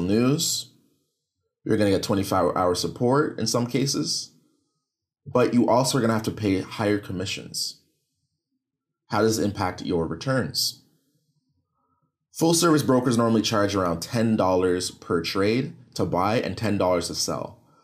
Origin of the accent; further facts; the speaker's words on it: Canada; I'm from Canada